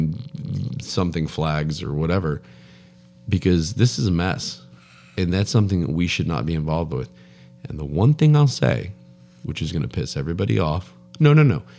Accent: United States; I am an American. I recognize that I'm fortunate enough to be an American.

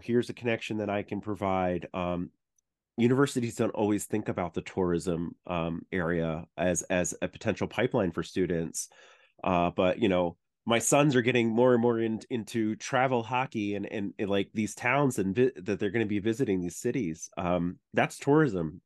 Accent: Long Island, New York, United States; I grew up in Long Island

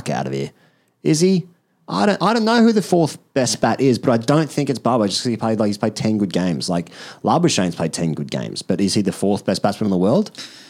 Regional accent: Australia; Because I'm Australian

